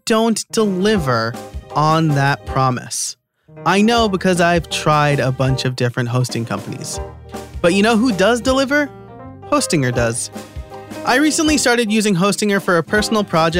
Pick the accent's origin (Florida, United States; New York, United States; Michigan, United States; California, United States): New York, United States; now in Pennsylvania, United States; I live in Pennsylvania, I am born and raised in New York.